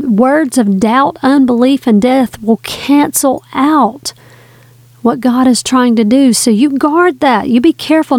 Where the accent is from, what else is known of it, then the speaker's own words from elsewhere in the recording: the South, Southern United States, United States; I'm a Southerner